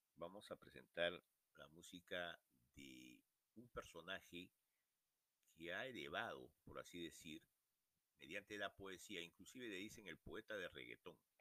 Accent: Lima, Peru; nací en Lima, pero me eh, crecí, eh, me adapté a la vida RIMAC, justamente en Ciudad y Campo, Manuel Vargas

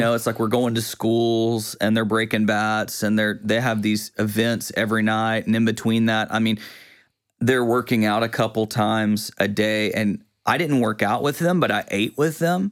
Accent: Quitman, Texas, United States; also born or lived in Tyler; now in Longview, United States; I grew up in Quitman

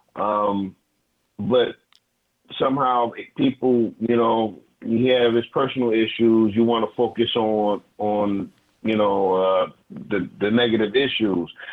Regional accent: Detroit, Michigan, United States; moved away; I'm from Detroit

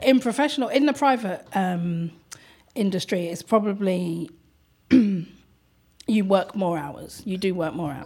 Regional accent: London, United Kingdom; I'm from London

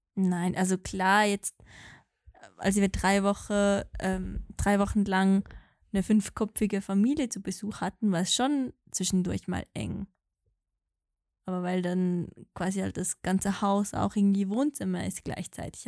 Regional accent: Valais, Switzerland; accent: Walliserdeutsch; mit meinem normalen Dialekt dann Walliserdeutsch sprechen

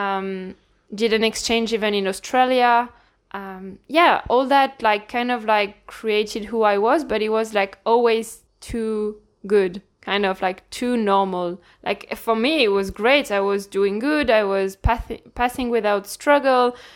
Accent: Lille, Hauts-de-France, France; accent: French; English is a second language; moved away as an adult; now in Ireland; I'm from France, from the north of France, more precisely, Lille

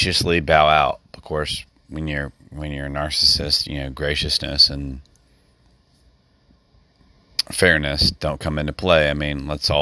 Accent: United States; as an American citizen

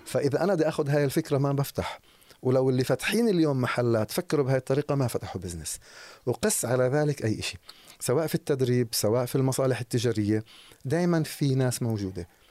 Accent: Jerusalem, West Bank, Palestine; اشتغلت مع ناس بمناصب عاليه عندنا في القدس في الضفه

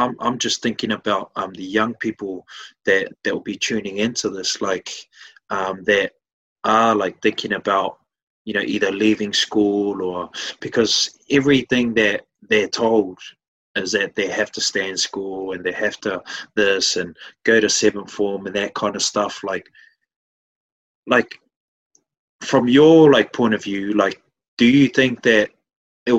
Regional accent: West Auckland, New Zealand; I'm a Westie

